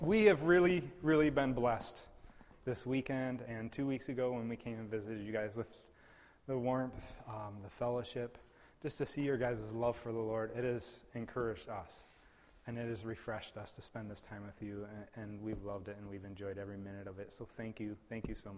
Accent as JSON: {"language": "English", "region": "West Michigan", "country": "United States", "tie": "born or raised there", "also_born_or_lived": "Papua New Guinea", "said": "I was born and raised in West Michigan"}